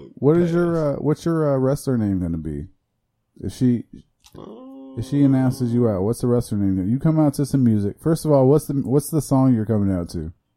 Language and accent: English; Iowa, United States; moved away as an adult; also born or lived in Chicago, Illinois; now in Florida, United States; I identify as a Midwesterner because I was born in Chicago and I lived there for five years, and then I moved to Iowa, but I also, you know, went back and forth to Chicago.